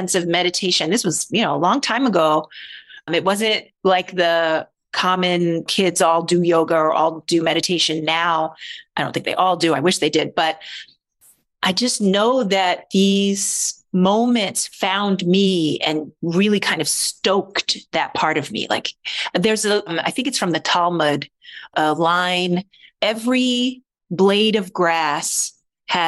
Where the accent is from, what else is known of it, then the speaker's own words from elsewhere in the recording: Baltimore, Maryland, United States; I was born in Baltimore